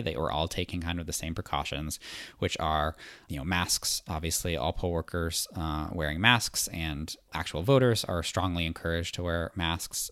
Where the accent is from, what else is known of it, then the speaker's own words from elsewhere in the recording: Massachusetts, United States; my home state of Massachusetts